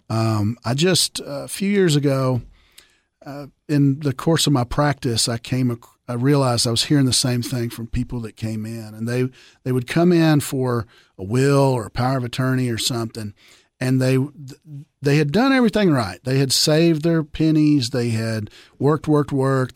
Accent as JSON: {"language": "English", "area": "small Southern town", "region": "Southern United States", "country": "United States", "said": "small Southern Town boys"}